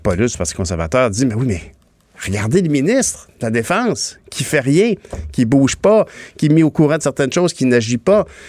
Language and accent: French; Longueuil, Quebec, Canada; nous sommes de Longueuil, euh, tous les deux.